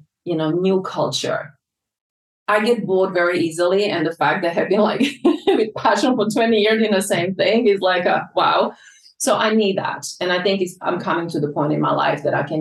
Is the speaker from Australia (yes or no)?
no; Croatia; also born or lived in London, United Kingdom; now in Ibiza, Spain; I lived through that in my hometown in 1991